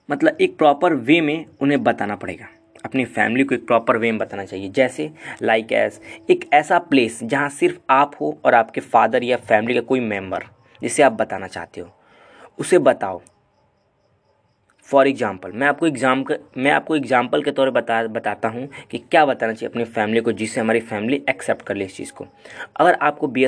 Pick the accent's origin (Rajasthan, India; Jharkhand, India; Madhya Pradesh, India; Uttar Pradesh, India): Uttar Pradesh, India; Gorakhpur; and मैं proper Gorakhpur से belong करता हूँ सो so, मैं यूपी का हूँ